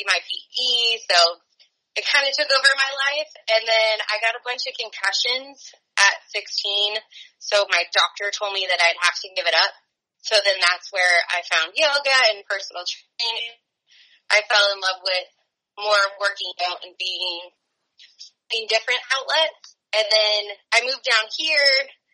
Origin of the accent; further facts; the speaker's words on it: Truckee, California, United States; moved away as an adult; now in San Diego, United States; growing up in Tahoe and Truckee